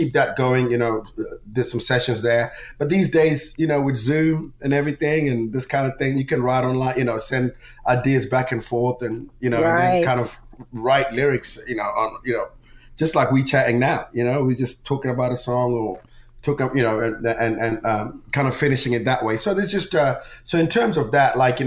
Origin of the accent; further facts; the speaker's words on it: Zimbabwe; moved away; also born or lived in England; I'm Zimbabwean.